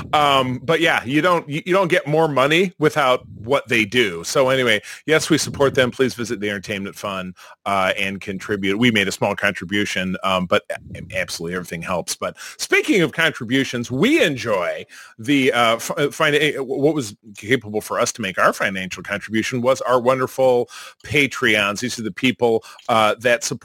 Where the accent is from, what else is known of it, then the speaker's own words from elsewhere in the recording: Detroit, Michigan, United States; my hometown of Detroit, Michigan